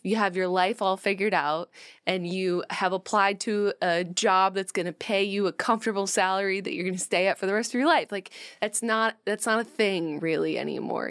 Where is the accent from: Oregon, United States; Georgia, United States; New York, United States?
New York, United States; Rochester; When I was growing up in Rochester, New York, we didn't have like a lot of chain restaurants and stuff